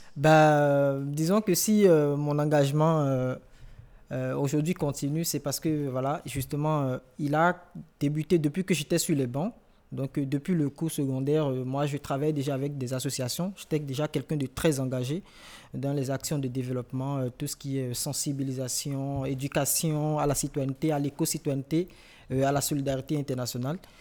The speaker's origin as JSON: {"language": "French", "town": "Cotonou", "region": "Littoral", "country": "Benin", "moved": "as an adult", "lives_now": "France", "said": "je viens de Cotonou"}